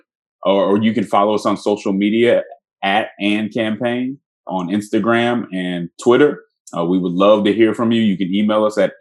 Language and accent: English; Denver, Colorado, United States; I'm from Denver